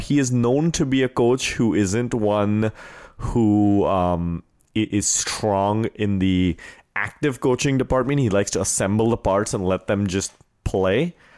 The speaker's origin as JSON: {"language": "English", "country": "India", "tie": "born or raised there", "also_born_or_lived": "Wisconsin", "moved": "yes", "said": "growing up in India"}